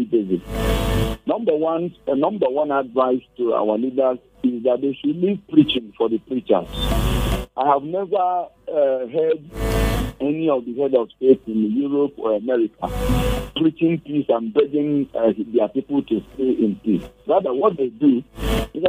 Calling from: Jos, Plateau, Nigeria; I'm calling you from Jos

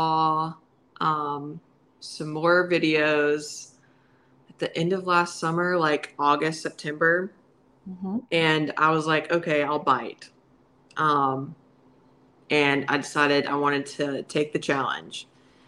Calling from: Alabama, United States

